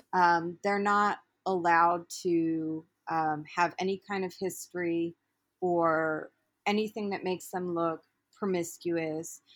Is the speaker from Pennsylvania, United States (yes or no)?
no; Baltimore, Maryland, United States; moved away as an adult; I'm originally from Baltimore, and I ended up relocating up here due to relationship also